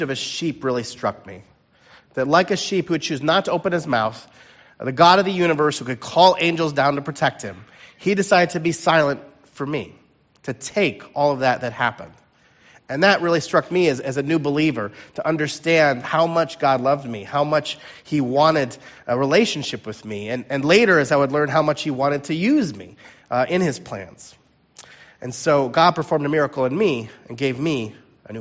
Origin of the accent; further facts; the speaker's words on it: Chicago, Illinois, United States; I'm originally from the Chicago area